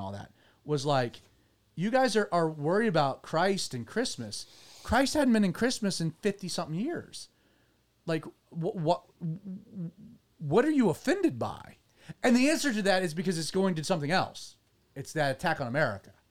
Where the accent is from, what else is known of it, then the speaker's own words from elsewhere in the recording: United States; as an American